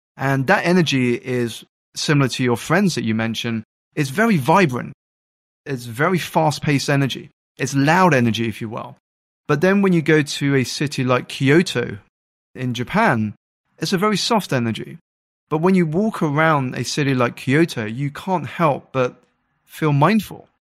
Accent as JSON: {"language": "English", "country": "United Kingdom", "tie": "born or raised there", "said": "I grew up in the United Kingdom to two Malaysian Chinese parents"}